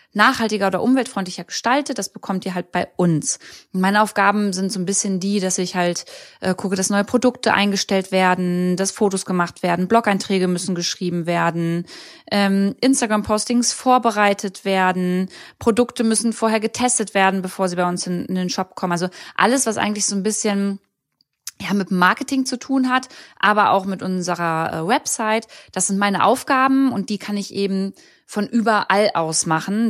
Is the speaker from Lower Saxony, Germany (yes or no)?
yes; Braunschweig, Lower Saxony, Germany; also born or lived in Berlin; ich komme ja ursprünglich aus Braunschweig und da sind meine besten Freunde, da ist meine Familie